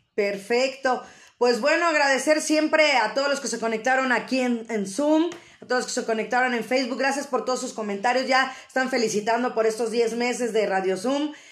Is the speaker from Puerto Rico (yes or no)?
no; Mexico; siendo nosotros mexicanos